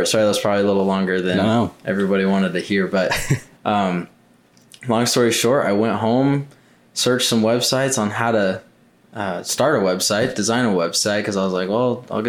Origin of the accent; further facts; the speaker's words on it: Mesa, Arizona, United States; So I was born and raised in Mesa, Arizona. Lived here pretty much my whole life.